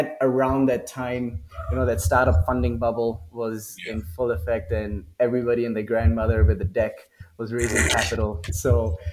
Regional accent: Singapore; moved away as an adult; also born or lived in Delhi, India; now in Mexico; I was born in Delhi, grew up in Singapore, did all my education, army, university, all

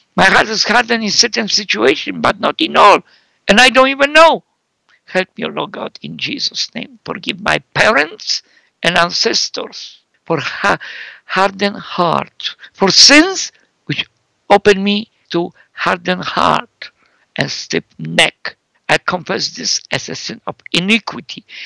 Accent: Poland; now in Canada; I live in Canada, so I'm Canadian who came from Europe 43 years ago, Central Europe, Poland, and but I lived more in Canada than Poland

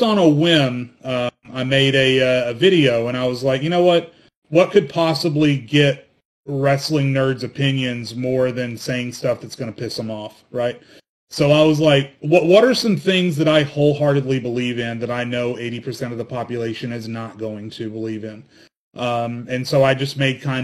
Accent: Arkansas, United States; I grew up in Arkansas

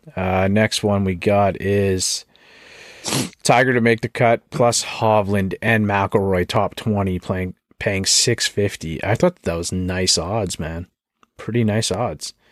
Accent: Canada; I'm Canadian

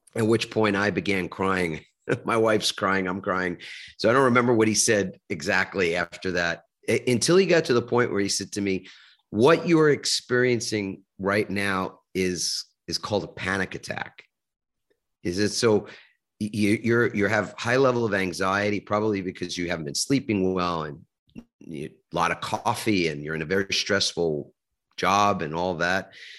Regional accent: New York City, New York, United States; I grew up in New York. I grew up in a little suburb of Manhattan called Queens

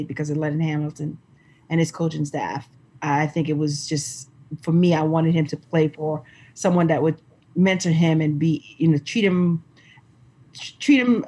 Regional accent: St. Lucia; we're from the Caribbean. We're from St. Lucia

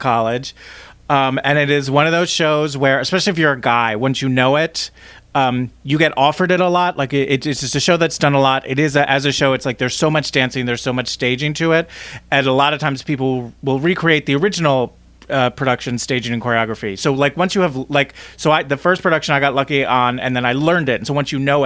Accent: New Jersey, United States; I'm from New Jersey

